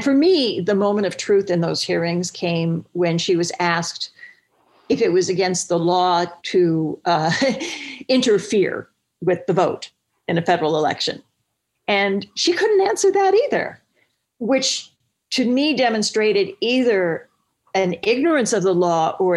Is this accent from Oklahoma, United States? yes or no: yes; Stillwater, Oklahoma, United States; moved away; my hometown of Stillwater, Oklahoma